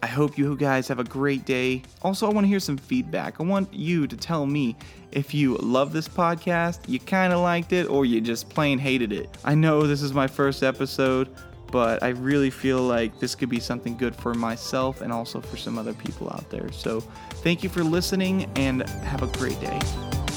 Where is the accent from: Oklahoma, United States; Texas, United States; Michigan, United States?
Oklahoma, United States; McLoud; moved away as an adult; now in Harrisonburg, United States; I am from McLeod, Oklahoma